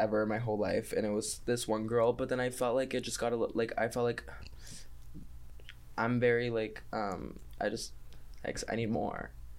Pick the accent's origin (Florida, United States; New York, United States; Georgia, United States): Florida, United States; Boca Raton; also born or lived in Chile; I'm from Boca Raton, Florida. That's where I lived since I was